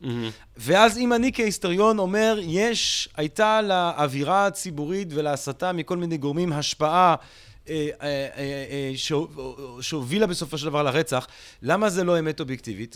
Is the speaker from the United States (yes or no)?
no; Belgium; now in Israel; אני גדלתי בבלגיה